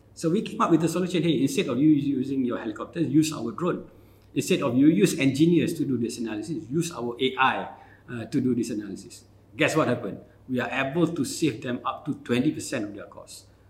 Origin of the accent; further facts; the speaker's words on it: Kelantan, Malaysia; also born or lived in United Kingdom; I'm from Kelantan.